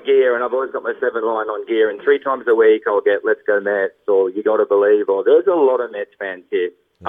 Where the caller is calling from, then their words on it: Surfers Paradise, Queensland, Australia; Surfers Paradise, Australia.